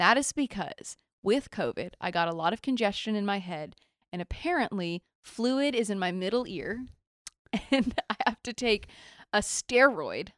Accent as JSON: {"language": "English", "town": "Nashville", "region": "Tennessee", "country": "United States", "tie": "born or raised there", "moved": "yes"}